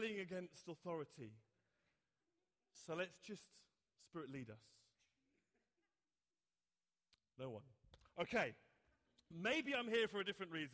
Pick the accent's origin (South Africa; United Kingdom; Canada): United Kingdom; England; me, an Englishman